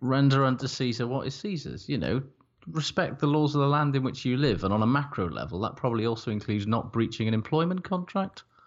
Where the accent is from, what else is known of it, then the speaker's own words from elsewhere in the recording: Wales, United Kingdom; I'm Welsh